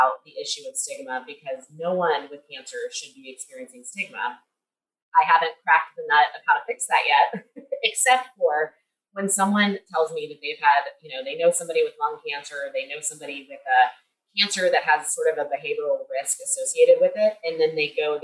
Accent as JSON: {"language": "English", "region": "Kentucky", "country": "United States", "said": "I'm from Kentucky, where we have some of the leading cancer rates in the country"}